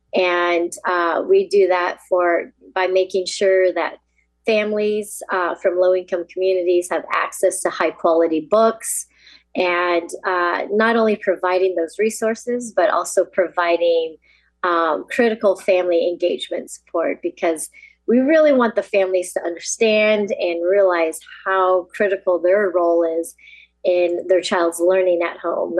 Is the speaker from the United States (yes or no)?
yes; United States; I'm actually fourth generation Yonsei, as they call it, uh, Japanese American